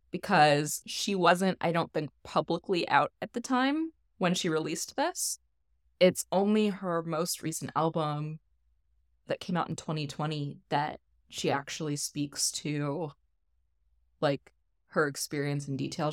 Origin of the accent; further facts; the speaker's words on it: Midwest, United States; moved away as an adult; I was raised Catholic in the Midwest